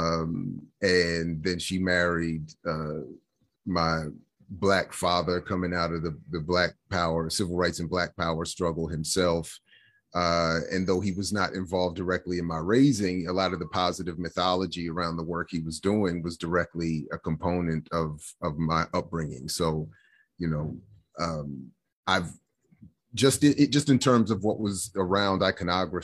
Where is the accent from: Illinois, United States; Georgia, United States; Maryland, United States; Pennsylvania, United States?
Maryland, United States; Columbia; also born or lived in Washington, D.C.; I was born in Washington, D.C., and I grew up in the very planned suburban neighborhood or city of Columbia, Maryland